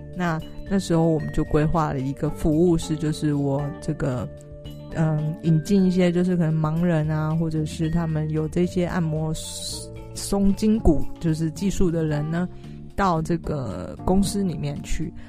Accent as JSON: {"language": "Chinese", "country": "Taiwan", "said": "就是台湾人 对自己也许不是那么了解，因为我们都是填鸭式的教育长大的"}